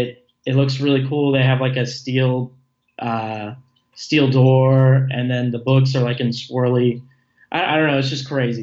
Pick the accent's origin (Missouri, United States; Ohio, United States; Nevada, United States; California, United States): Nevada, United States; Las Vegas; I'm originally from Las Vegas, Nevada. So like some of the phrasing and accents are a little different for me.